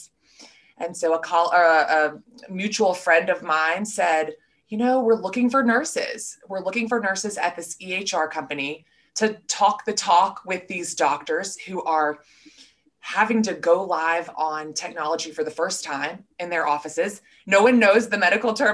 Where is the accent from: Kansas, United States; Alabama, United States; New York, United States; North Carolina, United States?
Alabama, United States; Birmingham; moved away; I am from Birmingham, Alabama